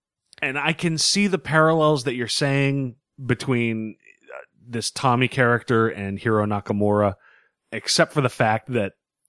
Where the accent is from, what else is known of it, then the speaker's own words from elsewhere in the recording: Boston, Massachusetts, United States; I'm from Boston, and I say, watching New York explode, only half a good time.